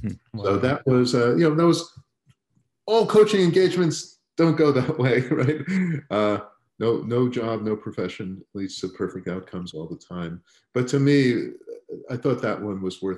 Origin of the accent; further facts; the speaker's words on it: Long Island, New York, United States; grew up on Long Island